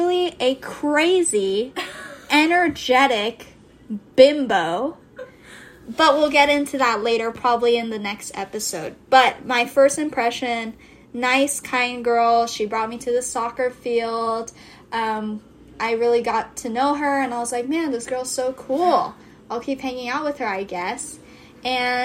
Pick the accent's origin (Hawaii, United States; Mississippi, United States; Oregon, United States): Hawaii, United States; Kailua-Kona; We're from Big Island of Hawaii. Wesai konasai. Kailua Kona. So when we say home, that's where we're referencing